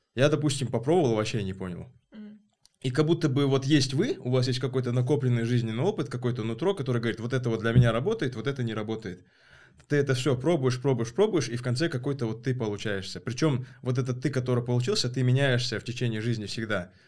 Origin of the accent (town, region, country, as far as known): Kazakhstan